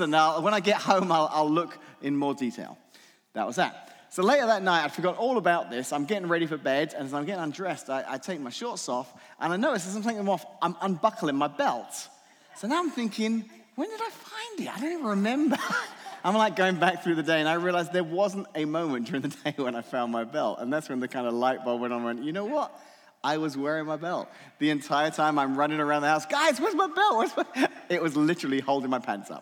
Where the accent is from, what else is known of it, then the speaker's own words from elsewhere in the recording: England, United Kingdom; moved away; I'm from England originally